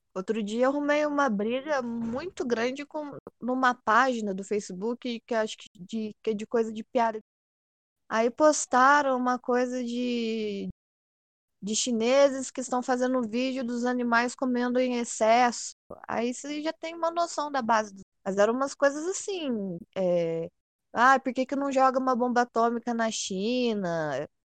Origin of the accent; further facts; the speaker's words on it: Poços de Caldas, Minas Gerais, Brazil; eu sou de Poços de Caldas, do sul de Minas